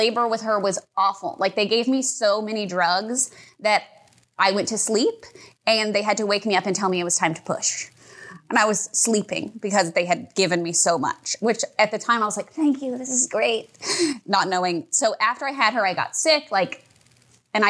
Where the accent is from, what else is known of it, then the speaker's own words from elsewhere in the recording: Houston, Texas, United States; I grew up in Kingwood, so like North Houston